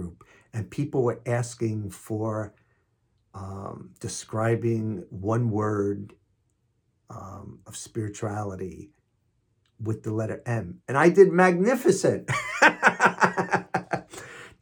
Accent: New York City, New York, United States; I'm from Queens, New York, so it's not talk, it's talk. And I drink coffee, not coffee, coffee

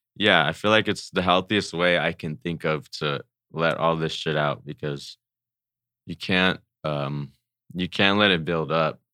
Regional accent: Pomona, California, United States; I'm from Pomona

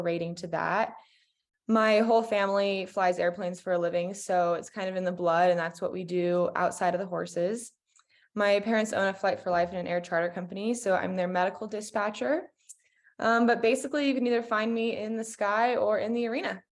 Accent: Colorado, United States; I'm from Colorado.

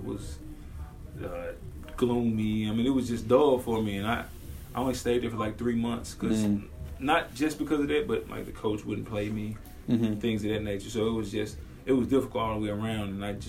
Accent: Jackson, Mississippi, United States; moved away as an adult; now in Dallas, United States; I'm from Jackson, Mississippi

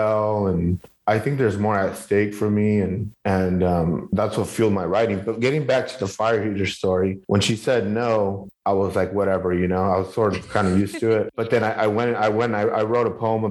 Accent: Northern Orange County and Southeast LA, California, United States; also born or lived in Southeast Los Angeles, California; I grew up in Northern Orange County and then Southeast

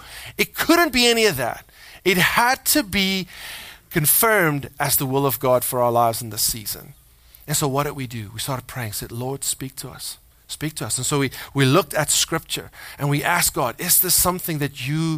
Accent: South Africa; moved away as an adult; We were born there. We're like 16 generations in South Africa in my family line, or something like that. I'm South African

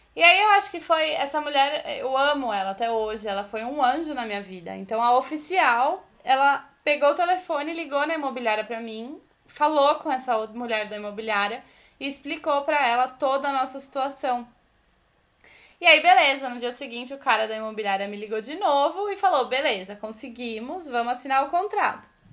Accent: Brazil; moved away as an adult; now in Italy; a gente é brasileiro

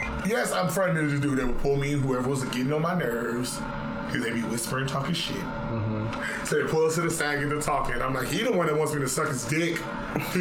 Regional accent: Chicago, Illinois, United States; moved away; I'm from Chicago, Illinois, where the only thing we do is roast people

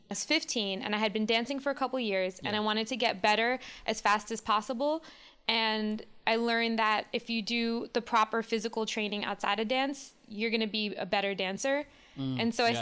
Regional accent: New York City, New York, United States; moved away as an adult; also born or lived in Baltimore; now in Los Angeles, United States; I'm born and raised in New York City, and I moved to Los Angeles 12 years ago

